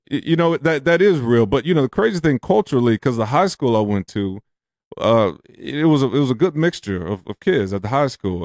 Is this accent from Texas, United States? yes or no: yes; Houston, Texas, United States; moved away as an adult; now in Las Vegas, United States; I grew up in Fifth Ward of Houston